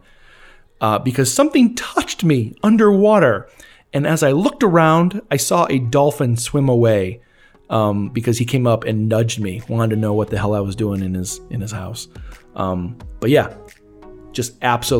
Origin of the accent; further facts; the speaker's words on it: Elgin, Illinois, United States; it's my hometown of Elgin, Illinois